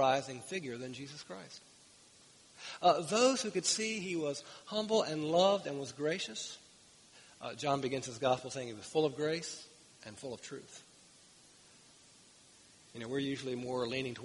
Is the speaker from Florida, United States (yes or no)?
no; Winchester, Virginia, United States; born and raised in the Winchester, Virginia area